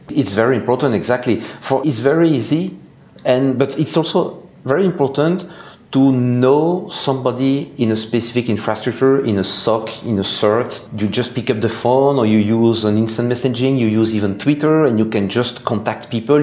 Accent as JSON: {"language": "English", "country": "Belgium", "second_language": "English", "said": "I'm from Belgium, so you can hear this with my very nice English accent"}